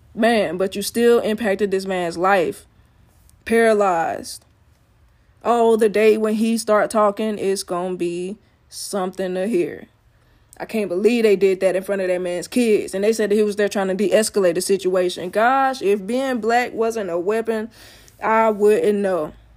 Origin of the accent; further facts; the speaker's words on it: Alabama, United States; I'm from Alabama.